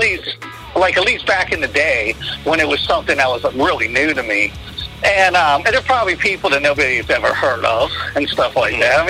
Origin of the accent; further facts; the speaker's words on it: McKeesport, Pennsylvania, United States; I lived in McKeesport